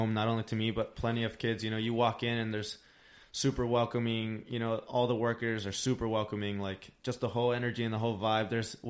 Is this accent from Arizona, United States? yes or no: yes; Tucson, Arizona, United States; moved away as an adult; now in San Diego, United States; Growing up in Tucson, I really appreciated where I came from